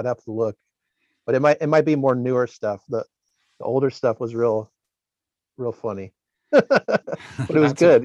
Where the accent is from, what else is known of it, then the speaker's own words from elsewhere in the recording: Glendora, California, United States; now in San Diego, United States; I'm from Glendora, which is up in LA County on the east side of the county